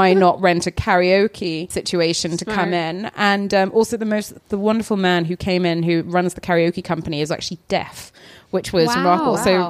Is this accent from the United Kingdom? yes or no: yes; England, United Kingdom; now in California, United States; I'm from England, but we live in California